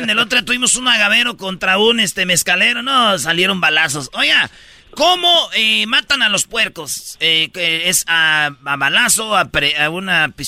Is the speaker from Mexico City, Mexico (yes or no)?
no; Tepatitlán, Jalisco, Mexico; yo sí recuerdo cuando era niña en Tepatitlán que iban a matar un cerdo